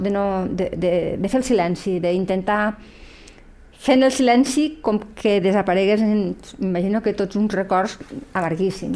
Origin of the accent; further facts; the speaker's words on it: Lleida, Catalonia, Spain; som dones de Lleida aquí